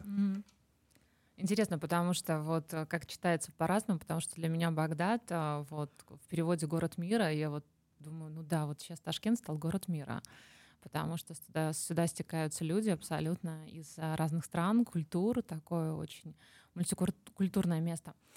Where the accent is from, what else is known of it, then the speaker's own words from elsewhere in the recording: Minsk, Belarus; now in Tashkent, Uzbekistan; мы сами не отсюда, я из Минска